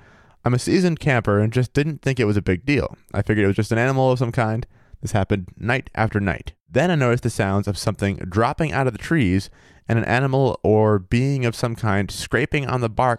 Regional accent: Maine, United States; also born or lived in Minnesota / Missouri / Vermont / New Hampshire; Because like, I've lived in Minnesota, Missouri, Vermont, New Hampshire. I'm actually from Maine originally.

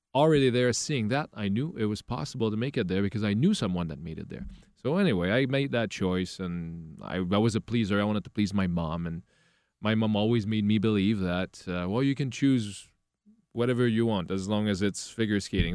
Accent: Quebec, Canada; English is a second language; I am from a very, very small area

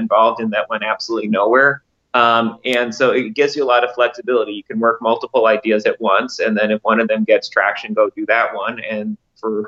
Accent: Westchester, New York, United States; I grew up in Westchester.

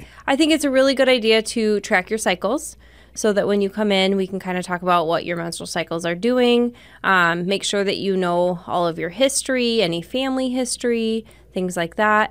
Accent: Rapid City, South Dakota, United States; also born or lived in Spearfish, South Dakota; I'm from Rapid City

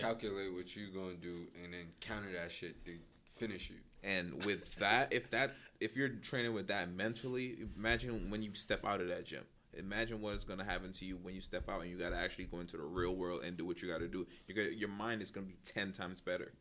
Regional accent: New York, United States; we're from New York.

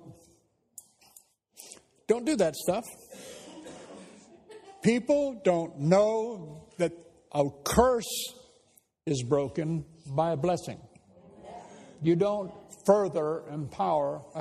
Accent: United States; moved away as an adult; now in England; I know I'm an American.

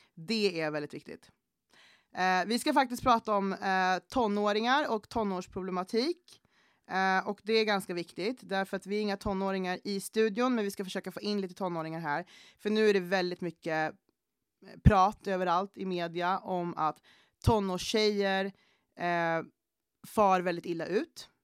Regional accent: Gävle, Gävleborg County, Sweden; also born or lived in Panama; Jag är uppvuxen i Gävle, Eh, eller jag är född i Panama, men jag är uppvuxen typ i Gävle

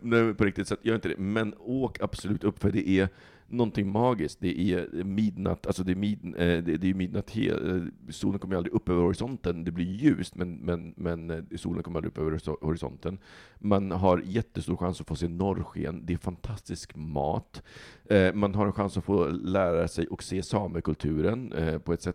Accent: Stockholm, Stockholm County, Sweden; som stockholmare

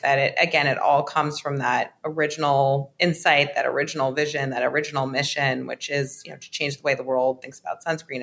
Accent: New York City, New York, United States; I grew up in New York City

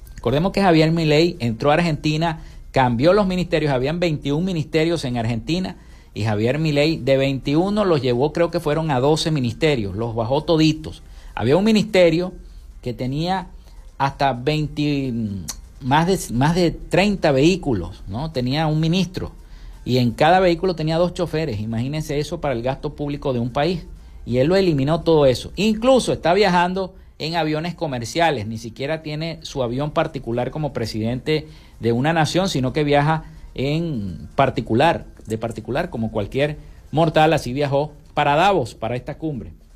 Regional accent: Maracaibo, Zulia, Venezuela; como le decimos aquí en Maracaibo

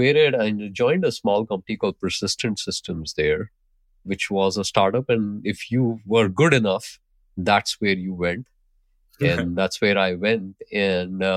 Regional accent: Mumbai, Maharashtra, India; also born or lived in Pune, India; I grew up in Mumbai, India.

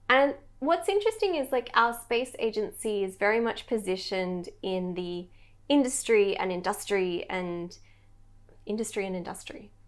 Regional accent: Australia; as an Australian

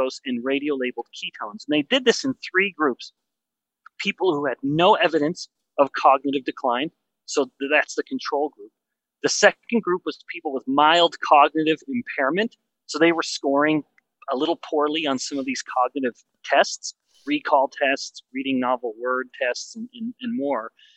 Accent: Western Canada, Canada; I'm from Western Canada

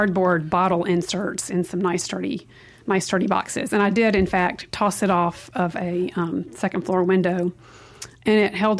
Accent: Mississippi, United States; moved away as an adult; now in Italy; I definitely feel that I'm a product of Mississippi

